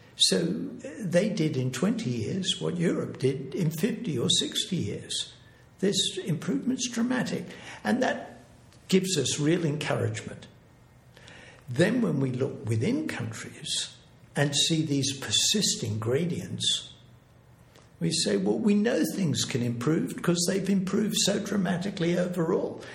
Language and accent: English; Australia; moved away as an adult; also born or lived in England / Berkeley, California; I'm originally English, but I grew up in Australia and I was in Sydney